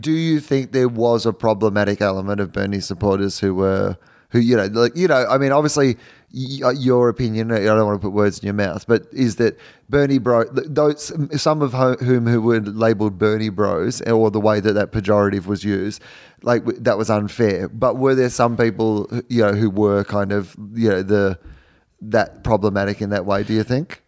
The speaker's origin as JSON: {"language": "English", "country": "Australia", "also_born_or_lived": "United States", "moved": "as an adult", "said": "As an Australian"}